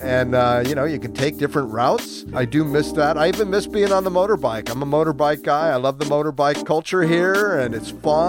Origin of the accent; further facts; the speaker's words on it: United States; now in Ho Chi Minh City, Vietnam; I am an American